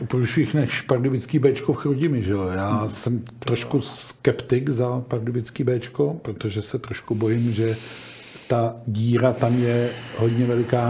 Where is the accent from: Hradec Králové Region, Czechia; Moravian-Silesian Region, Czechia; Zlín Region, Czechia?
Hradec Králové Region, Czechia; Hradec Králové; jsem jako rodák z Roce Králové